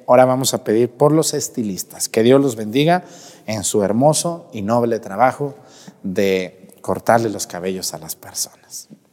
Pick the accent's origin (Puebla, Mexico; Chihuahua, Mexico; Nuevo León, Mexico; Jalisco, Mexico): Jalisco, Mexico; Mexticacán; moved away; allá en Mesticacán, en mi pueblo